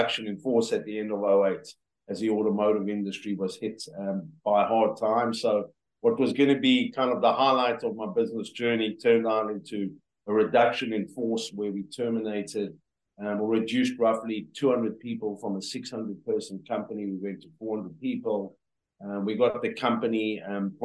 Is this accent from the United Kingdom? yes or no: no; South Africa; moved away as an adult; born and raised in South Africa